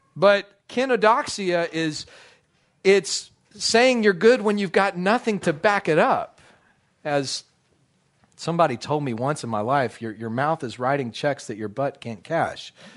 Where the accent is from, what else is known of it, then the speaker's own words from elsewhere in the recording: United States; also born or lived in Dallas, Texas; as an American